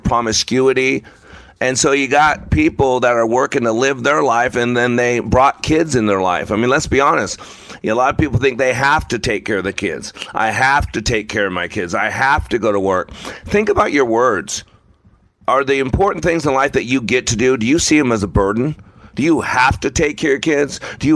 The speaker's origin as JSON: {"language": "English", "town": "Las Vegas", "region": "Nevada", "country": "United States", "tie": "born or raised there", "said": "I grew up in Las Vegas"}